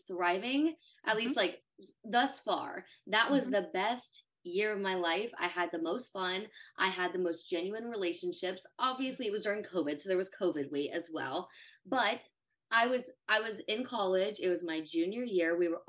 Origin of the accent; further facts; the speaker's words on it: the South, United States; That was also the culture I grew up in. I grew up in the South.